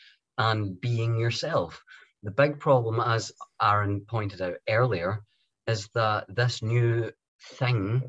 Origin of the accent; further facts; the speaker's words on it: Scotland, United Kingdom; my home country of Scotland